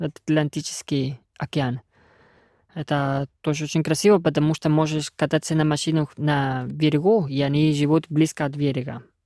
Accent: Argentina; Russian is a second language; moved away as an adult; now in Russia; Я давно приехал из Аргентины в Россию в 2013 году

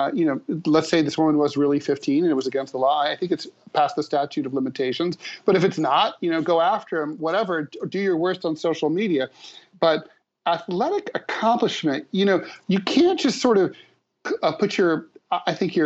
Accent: Dayton, Ohio, United States; I grew up in Dayton

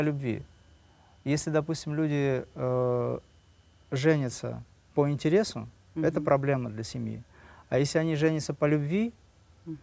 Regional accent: Dagestan, Russia; я родился в Дагестане, да, у меня родители преподаватели

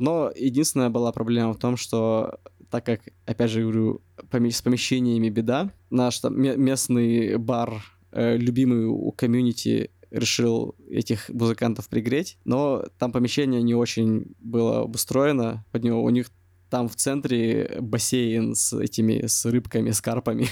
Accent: Russia; moved away as an adult; now in Da Nang, Vietnam; Я сказал, из России

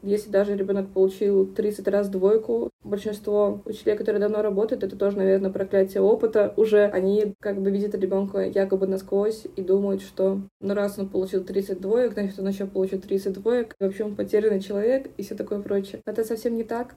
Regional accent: Saint Petersburg, Russia; moved away as an adult; now in Yamalo-Nenets Autonomous Okrug, Russia; я из Санкт-Петербурга

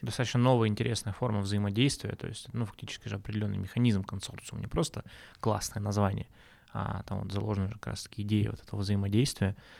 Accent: Nizhny Tagil, Sverdlovsk Oblast, Russia; moved away as an adult; also born or lived in Yekaterinburg; я вот уехал из Тагила там в 17 лет, у меня какая-то связь только сейчас начинает появляться, да, потому что я там все-таки родился

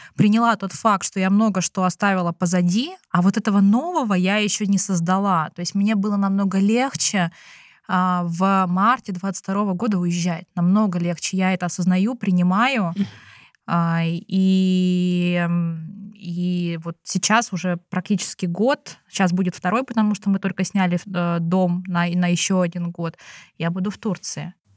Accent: Russia; moved away as an adult; now in China; физически я выросла в России

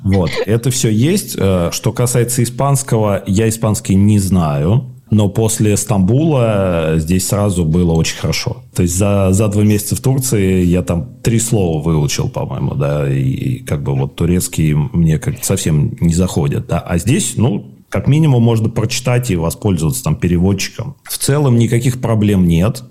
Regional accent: Moscow Oblast, Russia; moved away as an adult; also born or lived in Istanbul; now in Buenos Aires, Argentina; я же родился в Москве, вырос в Подмосковье

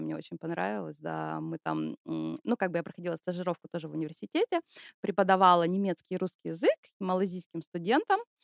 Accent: Syktyvkar, Komi Republic, Russia; moved away as an adult; now in Germany; я родом из России, из Республики Коми, из славного города Сыктывкара, это столица Республики Коми.

